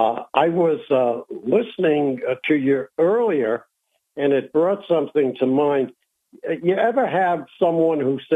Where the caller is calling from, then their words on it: Peoria, Illinois, United States; calling from Peoria, Illinois.